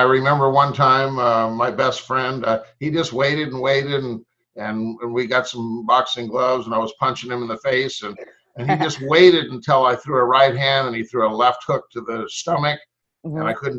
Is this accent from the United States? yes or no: yes; Fresno, California, United States; where I grew up in Fresno, it was a very much so a track and field town.